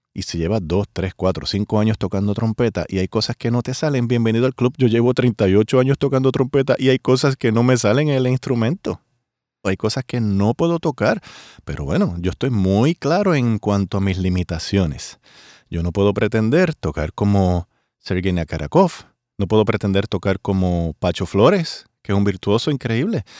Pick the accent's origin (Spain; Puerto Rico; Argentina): Puerto Rico; mi país Puerto Rico